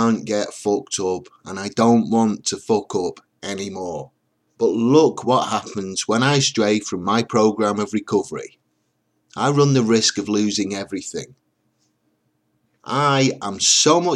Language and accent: English; England, United Kingdom; I'm English